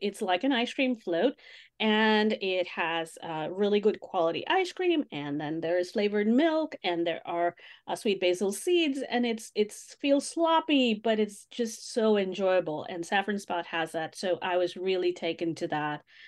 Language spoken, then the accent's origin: English; Mumbai, Maharashtra, India; moved away as an adult; also born or lived in Los Angeles; my hometown of Mumbai